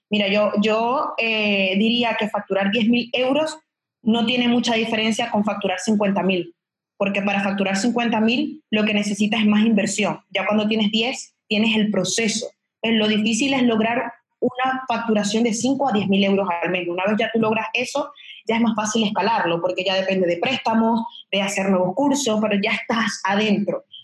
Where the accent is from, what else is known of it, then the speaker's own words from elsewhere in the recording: Venezuela; moved away; yo cuando me vine de Venezuela ya tenía como 15 mil seguidores y eran todos, eran todos maracuchas, eran todos de Venezuela.